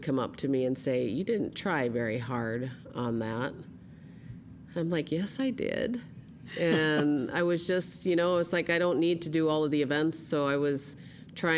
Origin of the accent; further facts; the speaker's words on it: Nome, Alaska, United States; we also had all kinds of different games growing up in Nome